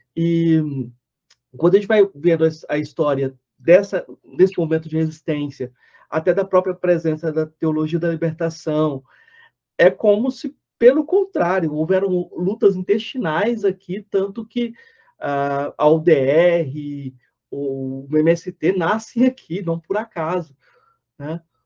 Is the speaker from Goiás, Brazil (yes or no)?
yes; Jataí, Goiás, Brazil; eu sou de Jataí